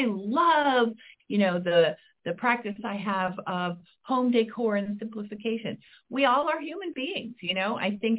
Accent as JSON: {"language": "English", "region": "Midwest", "country": "United States", "said": "I'm from the Midwest"}